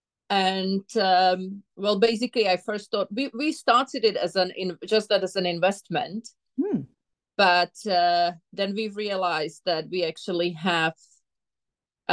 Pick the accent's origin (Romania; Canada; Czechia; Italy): Czechia; moved away as an adult; now in Japan; Although I'm from Czech Republic, I live here on and off since 2000.